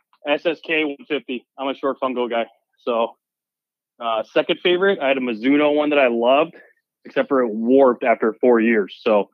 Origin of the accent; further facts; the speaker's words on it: the Northwest, Washington, United States; born and raised in the Northwest